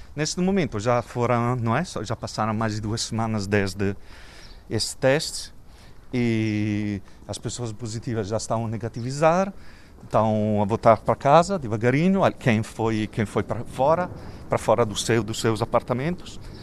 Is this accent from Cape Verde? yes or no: no; Italy; Portuguese is a second language; moved away as an adult; now in Lisbon, Portugal; tenho esse acento, sotaque esquisito, porque sou italiano, eh, mas vivo em Portugal já desde 2001.